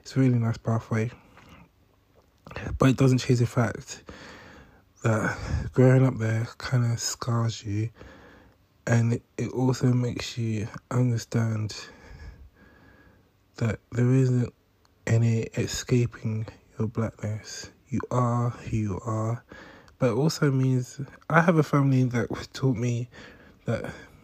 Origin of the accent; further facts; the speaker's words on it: London, United Kingdom; I grew up in Bermondsey at a time when the NF were running riots in the streets